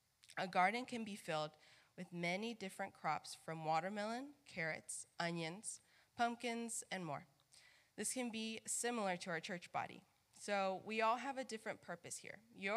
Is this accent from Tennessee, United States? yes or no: no; Mississippi, United States; Many of you know that I am from Mississippi, and sometimes I get asked all the time, but where's your accent? I'm not really truly like Mississippian at heart. I have a Spanish family.